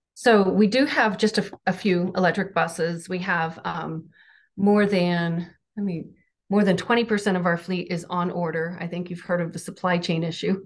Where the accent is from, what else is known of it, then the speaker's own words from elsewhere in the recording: Southern Ohio, United States; I'm from Southern Ohio